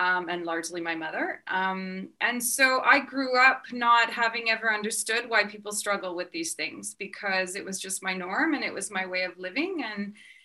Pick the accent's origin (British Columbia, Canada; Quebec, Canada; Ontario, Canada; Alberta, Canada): British Columbia, Canada; Vancouver; moved away as an adult; now in France; I grew up in Vancouver